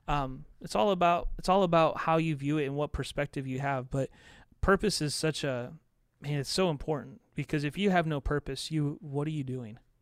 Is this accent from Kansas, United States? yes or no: no; southern Indiana, United States; moved away; also born or lived in Chicago, Illinois; I ended up graduating in a small town in southern Indiana